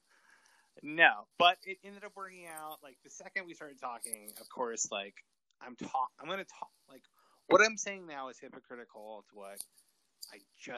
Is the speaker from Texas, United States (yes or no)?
yes; West Texas, United States; Growing up in West Texas